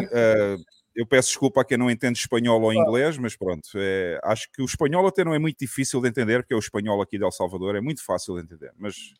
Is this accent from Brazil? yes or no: no; southern Portugal, Portugal; a minha cidade, lá no sul de Portugal.